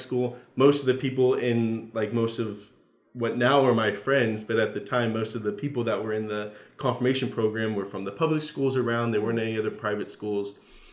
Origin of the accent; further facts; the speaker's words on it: Southern United States, United States; You know, trying to be very polite. I'm from the South, right?